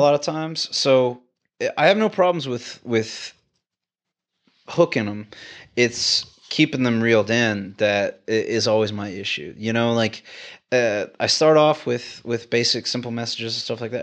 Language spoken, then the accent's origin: English; Houston, Texas, United States; moved away; I like being a Texan, man. I mean, like, I'm from Houston